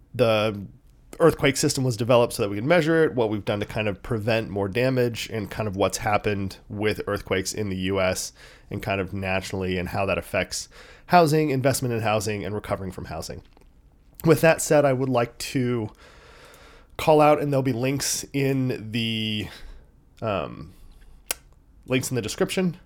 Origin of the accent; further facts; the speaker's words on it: San Diego, California, United States; I grew up in San Diego